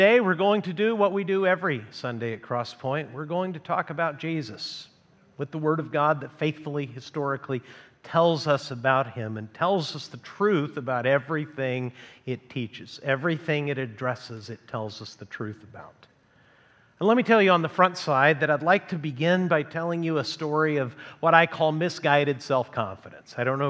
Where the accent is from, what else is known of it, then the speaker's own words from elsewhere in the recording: Mexico; also born or lived in United States; you know I grew up in Mexico, and that means that when my parents took a year in my seventh grade year of schooling to come back to the United States